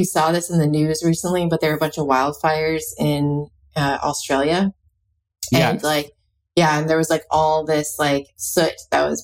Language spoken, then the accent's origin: English; Alaska, United States; I'm from Alaska